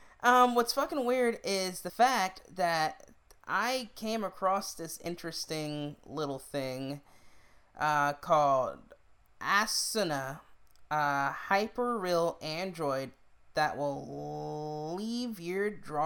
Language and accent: English; New York, United States; I'm originally from New York.